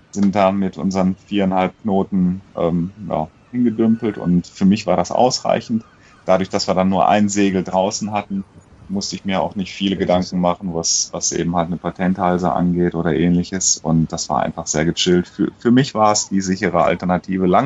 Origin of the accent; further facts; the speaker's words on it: Croatia; born there; Bin ja gebürtiger Kroate, dann meine Eltern nochmal besucht